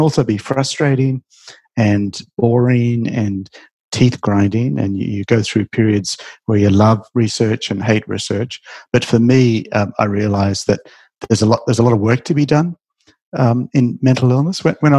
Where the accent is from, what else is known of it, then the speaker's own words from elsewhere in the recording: Australia; Well, see, Australia is a great country. We're a young country, part of the new world.